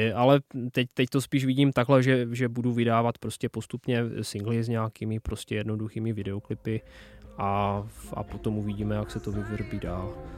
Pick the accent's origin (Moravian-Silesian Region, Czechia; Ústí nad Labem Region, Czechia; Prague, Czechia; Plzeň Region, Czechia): Moravian-Silesian Region, Czechia; Czech-Polish border; accent: local dialect of the Czech-Polish border; first language local Czech-Polish border dialect; Czech is a second language; jsem Polák žijící v České republice